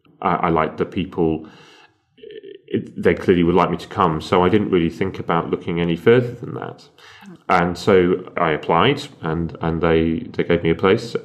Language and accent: English; Sheffield, Yorkshire and the Humber, United Kingdom; involved in a lot of amateur dramatics companies in my hometown, which was Sheffield